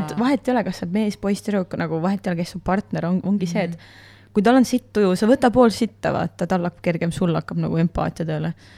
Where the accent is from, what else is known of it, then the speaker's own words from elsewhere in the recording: Estonia; also born or lived in United States; ma olen ikkagi eestlane